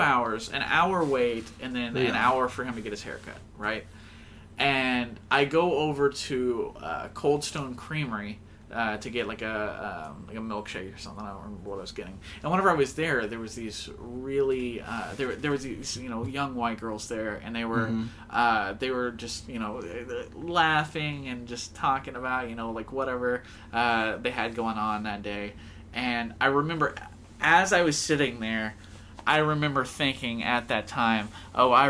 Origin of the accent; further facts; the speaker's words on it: Denison, Texas, United States; I was born in North Texas. Denison, oh. Texas.